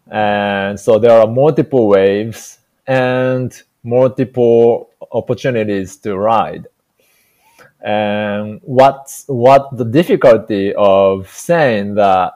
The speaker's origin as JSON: {"language": "English", "country": "Japan", "second_language": "English", "moved": "yes", "lives_now": "Hawaii, United States", "said": "I'm Japanese, and for me, when I came to the United States, English was really just bunch of sounds for me"}